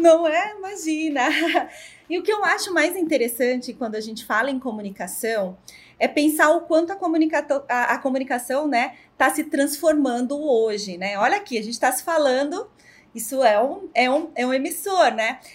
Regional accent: Ribeirão Preto, São Paulo, Brazil; Sou aqui de Ribeirão Preto

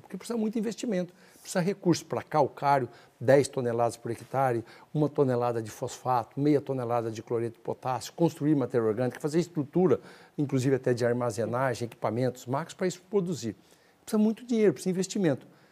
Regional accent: northern Paraná, Brazil; moved away; also born or lived in Mato Grosso; mais ou menos ali na região onde nasci, no norte do Paraná

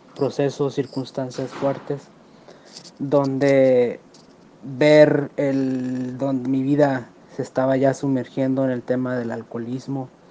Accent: Ciudad Valles, San Luis Potosí, Mexico; soy de Ciudad Valle, San Luis Potosí.

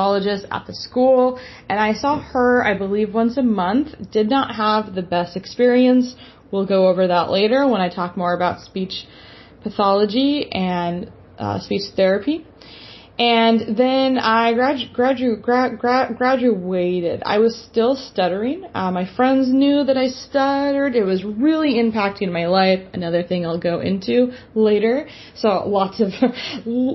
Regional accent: San Diego, California, United States; now in Portland, United States; I am from San Diego, California. I now live in Portland, Oregon

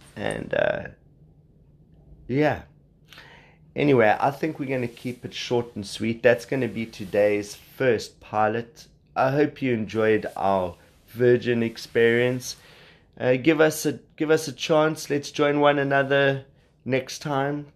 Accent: South Africa; accent: South African; you can hear I'm South African

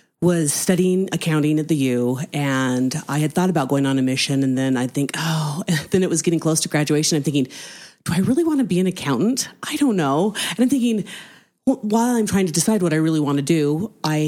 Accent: Kaysville, Utah, United States; growing up in Kaysville, it's a smaller place

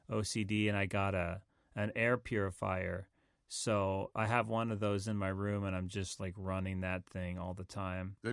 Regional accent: the South, United States; accent: southern; my southern accent comes out.

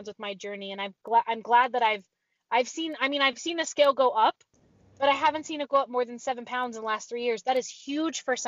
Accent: Pacifica, California, United States; also born or lived in Woodland, California; I grew up in a beach town. It's called Pacifica, California

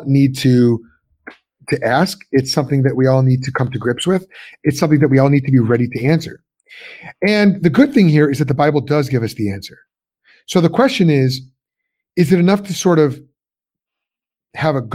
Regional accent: suburbs of Chicago, Illinois, United States; moved away as an adult; also born or lived in Pennsylvania; I'm from Illinois originally, suburbs of Chicago

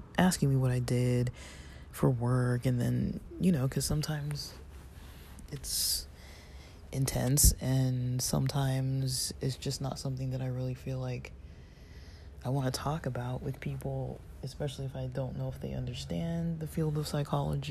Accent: Southern California, United States; I'm from SoCal. I mean, I wasn't, like, born here, but I was definitely raised here

